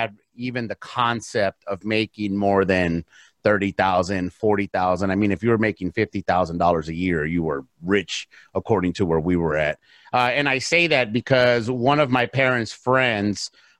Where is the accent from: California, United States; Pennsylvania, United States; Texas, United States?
California, United States; South Gate; English is a second language; I grew up in a town called Southgate